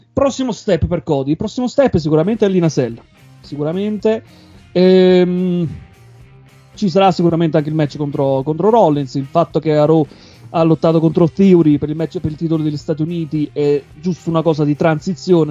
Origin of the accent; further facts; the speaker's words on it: Avellino, Campania, Italy; now in Bern, Switzerland; Precisamente sono di Avellino, non di Napoli